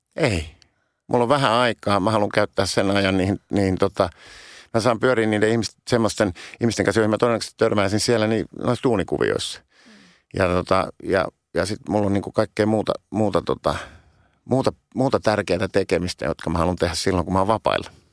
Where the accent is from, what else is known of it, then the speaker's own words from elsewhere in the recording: Helsinki, Uusimaa, Finland; mä oon syntynyt stadi, Helsingissä